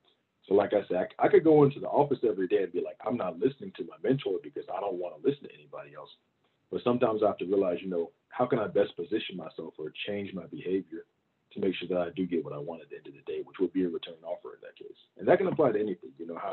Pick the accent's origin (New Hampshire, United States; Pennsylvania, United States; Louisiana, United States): Louisiana, United States; Baton Rouge; I grew up in Louisiana also. I got a whole lot of family in Baton Rouge, Louisiana. That's kind of like, that's where I really call home.